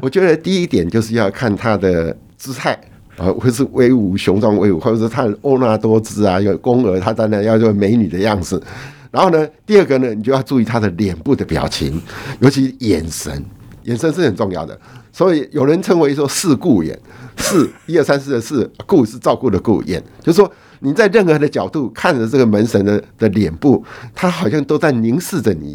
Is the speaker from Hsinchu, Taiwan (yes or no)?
yes; Hsinchu, Taiwan; 我从小是在一个新竹的马祖庙，跑长大的